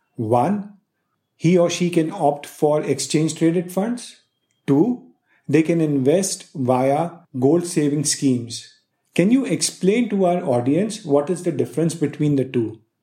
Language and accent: English; India